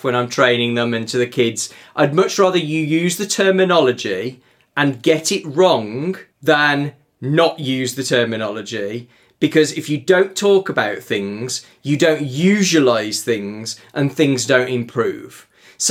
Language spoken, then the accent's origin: English; United Kingdom; we're British